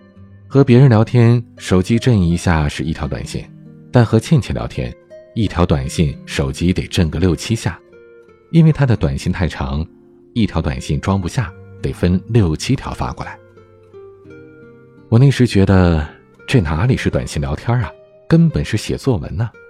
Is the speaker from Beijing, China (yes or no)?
yes; Beijing, China; accent: Beijing; 因为我小时候在北京长大，所以一开口就是一副高人一等的京腔，让朴实的西北人民听我的口气就恨不得找块砖拍我。